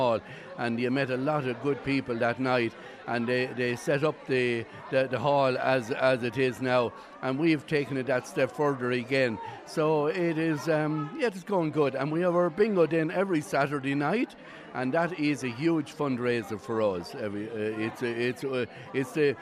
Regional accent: Gortnahoo, Munster, Ireland; people often ask me, where are you from? I'd always say Gortnahoo

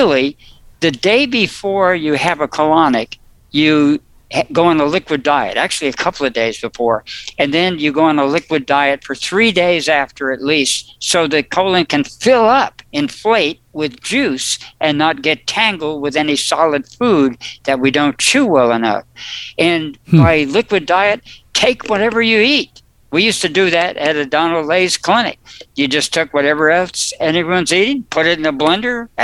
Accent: New Jersey, United States; I was born in New Jersey

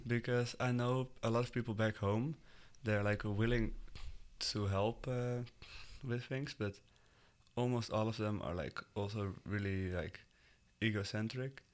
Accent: Netherlands; English is a second language; moved away as an adult; now in United States; I'm from the Netherlands and I'm twenty-one right now

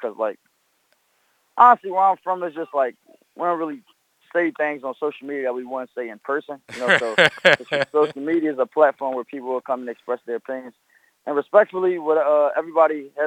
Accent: Philadelphia, Pennsylvania, United States; I come from Philadelphia, Coppin State

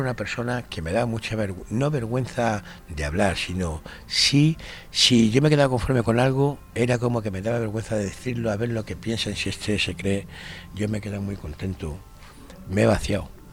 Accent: Madrid, Community of Madrid, Spain; moved away as an adult; now in Granada, Spain; yo soy madrileño me tiro toda mi vida viviendo en Madrid

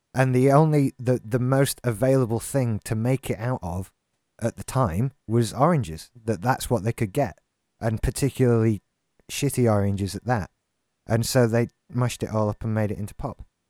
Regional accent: Yorkshire and the Humber, United Kingdom; now in Haworth, United Kingdom; I'm originally from South Yorkshire.

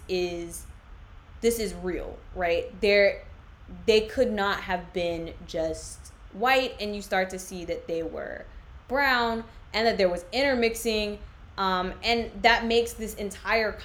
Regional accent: United States; I am actually American as long as I don't open my mouth

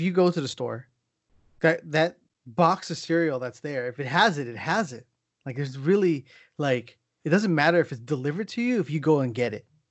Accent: San Diego, California, United States; moved away; also born or lived in San Francisco Bay Area; I grew up in San Diego

